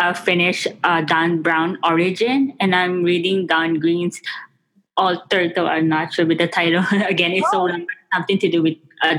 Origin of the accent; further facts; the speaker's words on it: Philippines; now in Las Vegas, United States; especially in my home country, the Philippines.